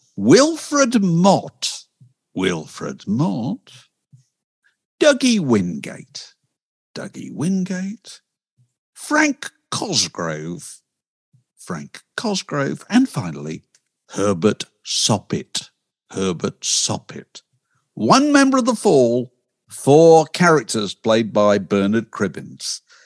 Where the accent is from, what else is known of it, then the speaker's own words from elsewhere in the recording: Yorkshire and the Humber, United Kingdom; I come from Yorkshire